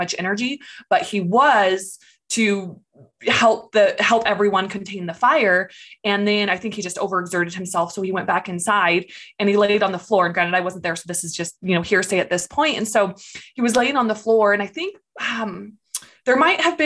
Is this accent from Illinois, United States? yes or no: no; California, United States; moved away as an adult; I grew up in California. I lived there for about 23 years